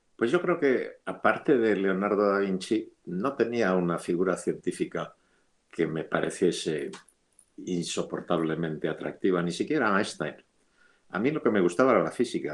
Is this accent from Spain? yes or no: yes; Madrid, Community of Madrid, Spain; moved away as an adult; also born or lived in Geneva / Boston; Yo soy madrileño y um, cuando yo era, cuando yo nací, Madrid tenía más o menos medio millón de habitantes